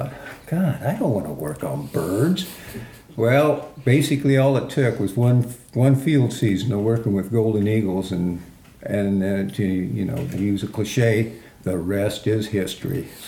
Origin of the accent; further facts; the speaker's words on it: Indiana, United States; moved away; I was raised in Indiana